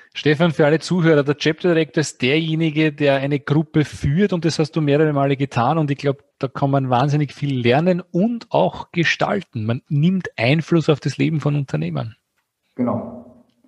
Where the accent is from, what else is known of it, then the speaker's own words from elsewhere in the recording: Austria; bei uns in Österreich